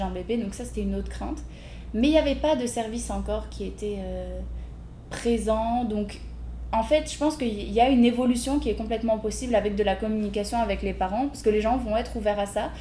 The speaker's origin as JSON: {"language": "French", "town": "Lille", "region": "Hauts-de-France", "country": "France", "moved": "as an adult", "lives_now": "Montreal, Canada", "said": "je suis française à la base de Lille"}